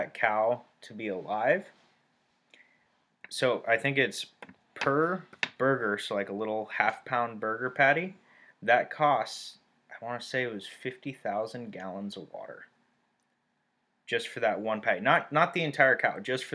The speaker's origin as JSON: {"language": "English", "country": "Turkey", "tie": "born or raised there", "moved": "yes", "said": "I grew up in Turkey, and we ate cucumbers and tomatoes and cheese for breakfast"}